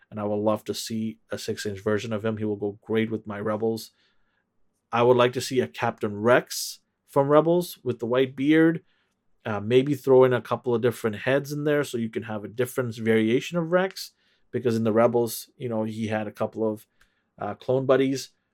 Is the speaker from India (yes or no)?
no; Vancouver, British Columbia, Canada; I am from Canada, Vancouver, Canada.